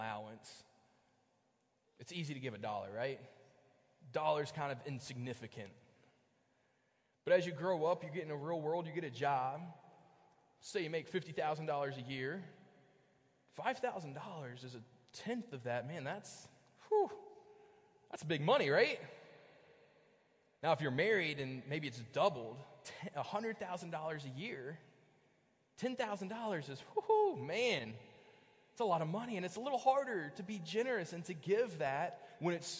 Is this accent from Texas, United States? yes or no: no; Bristol, Virginia, United States; also born or lived in Kentucky; now in Hanover, United States; I grew up in Bristol, Virginia